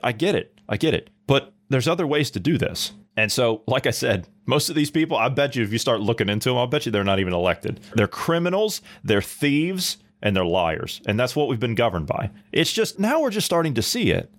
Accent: United States; as an American, as a as a born and raised U.S. passport holding American

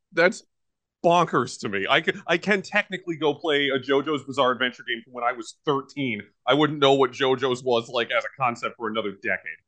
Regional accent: United States; I am an American and I own Zillion.

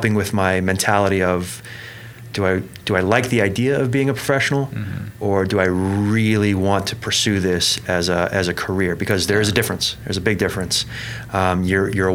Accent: Melbourne, Florida, United States; moved away as an adult; also born or lived in Belgium; Born and raised in Melbourne, Florida

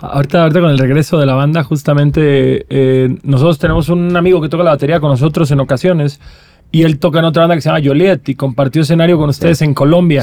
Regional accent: Cancún, Quintana Roo, Mexico; yo soy de Cancún

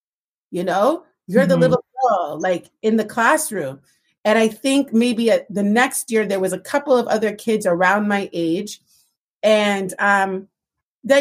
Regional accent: Toronto, Ontario, Canada; growing up in Toronto

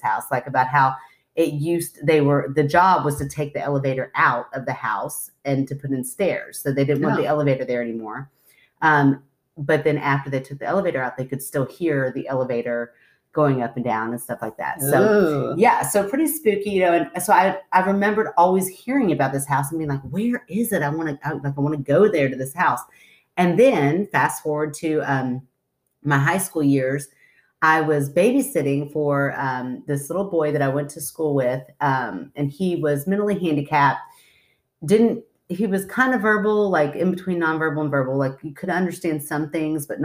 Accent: Goshen, Kentucky, United States; we grew up in Goshen, Kentucky, and right down the street is Old Sligo Road

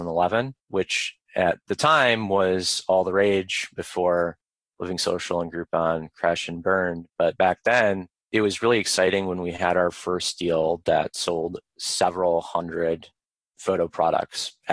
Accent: White Lake, Michigan, United States; moved away as an adult; also born or lived in Ann Arbor, Michigan; now in Arlington, Virginia, United States; I grew up in Michigan

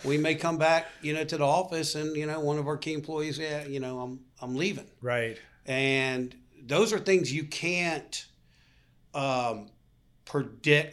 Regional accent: Boca Raton, West Palm Beach, South Florida, United States; growing up in Florida

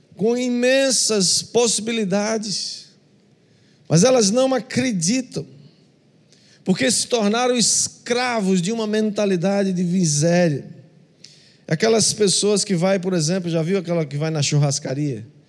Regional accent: Northeast Region, Brazil; como nordestinos

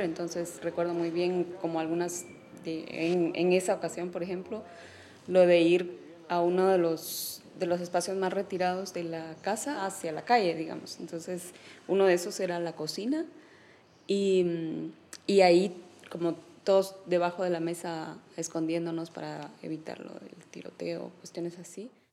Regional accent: San Martín Jilotepeque, Chimaltenango, Guatemala; yo nací en San Martín Gilatepeque, el municipio de Chimaltenango

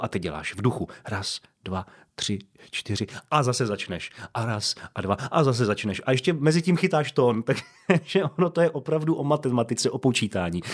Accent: Pardubice, Pardubice Region, Czechia; v Pardubicích, odkud pocházím

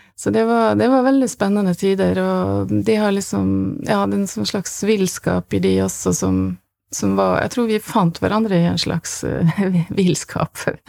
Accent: Kristiansund, Møre og Romsdal, Norway; moved away as an adult; also born or lived in Berlin; Jeg kom kommer fra Kristiansund

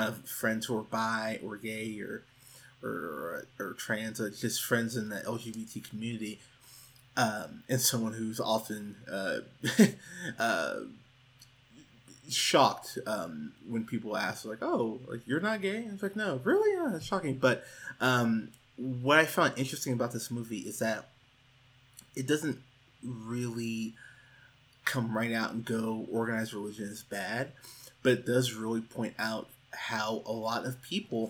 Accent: Pismo Beach, California, United States; moved away as an adult; now in Austin, United States; I grew up in Pismo Beach, California, and I went to church there for years until I was 21, 22 and moved out to Austin, Texas.

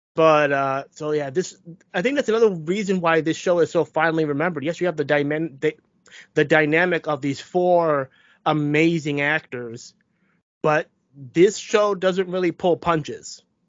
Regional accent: United States; I was born in the United States

